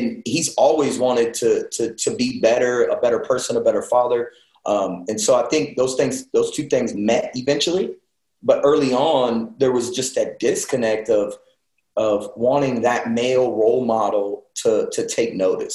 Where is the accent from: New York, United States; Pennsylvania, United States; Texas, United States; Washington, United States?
Texas, United States; Elgin; I grew up in Elgin, Texas. All my years of school, I went there.